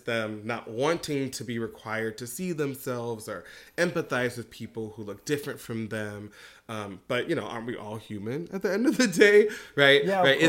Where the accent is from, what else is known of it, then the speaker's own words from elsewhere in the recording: United States; moved away; also born or lived in Beijing; I was American